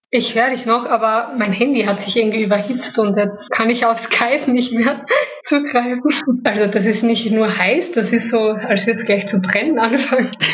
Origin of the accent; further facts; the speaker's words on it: Styria, Austria; moved away; in meine Heimat kann, in die Steiermark